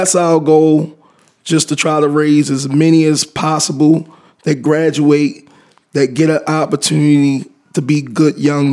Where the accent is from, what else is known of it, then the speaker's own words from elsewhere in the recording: Baltimore, Maryland, United States; born and raised in Baltimore, Maryland